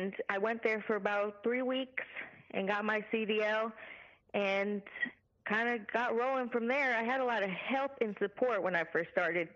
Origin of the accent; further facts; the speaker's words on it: Bay Area, California, United States; moved away as an adult; also born or lived in Las Vegas, Nevada / Georgia; now in Atlanta, United States; I am a Northern California girl from the Bay Area, and have lived there most of my life and now relocated to the lovely state of Georgia.